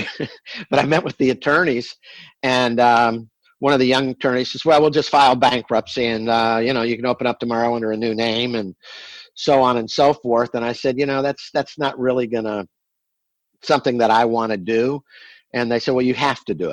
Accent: Tampa, Florida, United States; I'm from Tampa

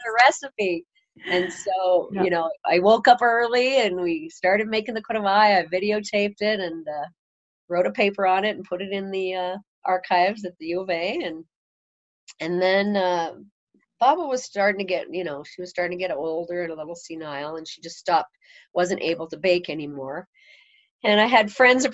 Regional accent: Edmonton, Alberta, Canada; moved away as an adult; now in Casper, United States; I grew up in Edmonton.

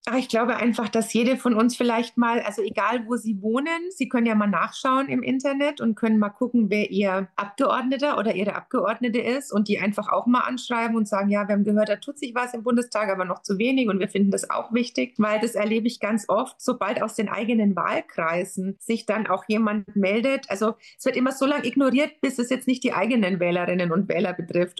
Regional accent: Bavaria, Germany; bei uns in Bayern

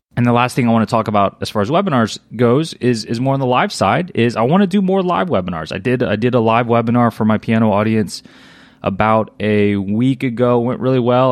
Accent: Louisiana, United States; I was born and raised in Louisiana.

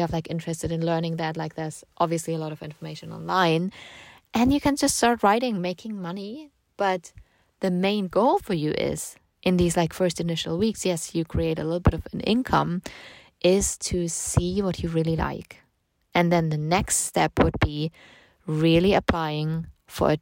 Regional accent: Germany; I'm from Germany

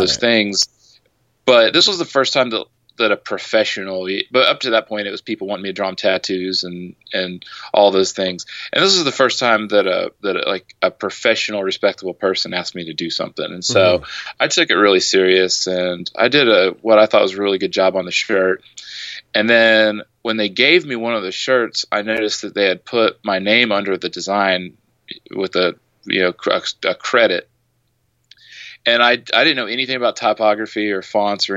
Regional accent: Midwest, United States; now in Augusta, United States; I grew up in the Midwest

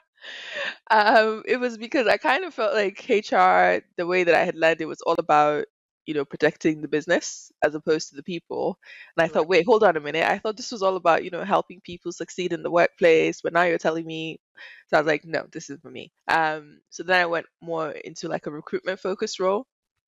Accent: Nigeria; moved away as an adult; also born or lived in Dubai; now in London, United Kingdom; also Nigerian, born and raised.

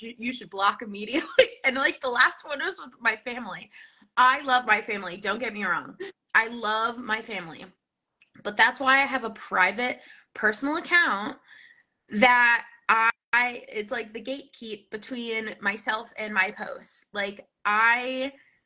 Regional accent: New Jersey, United States; now in Vermont, United States; I'm from New Jersey, in case you couldn't tell.

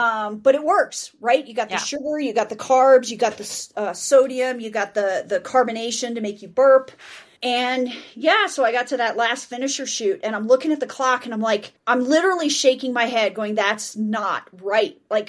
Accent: Denver, Colorado, United States; I'm from Denver.

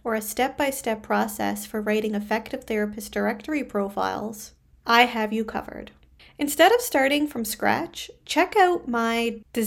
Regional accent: Canada

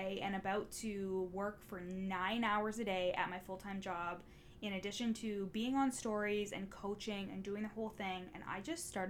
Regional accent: Orillia, Ontario, Canada; the police that are in my hometown. It's the Ontario Provincial Police, and the headquarters is actually here in Orillia

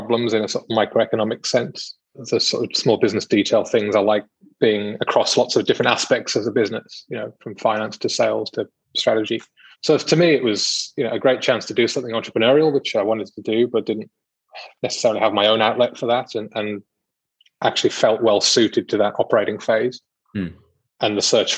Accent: United Kingdom; moved away as an adult; now in Australia; I am British.

